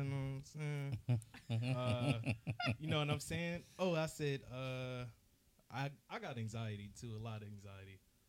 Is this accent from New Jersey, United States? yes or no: yes; Willingboro, New Jersey, United States; Like I said earlier, I'm from Willingboro, though. So I say, honestly, to really keep it 100, I feel like that's like a fake hood.